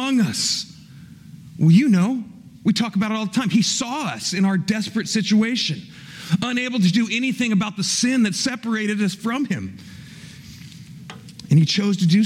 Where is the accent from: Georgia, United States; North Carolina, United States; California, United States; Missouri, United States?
Missouri, United States; Kansas City; I was born in Kansas City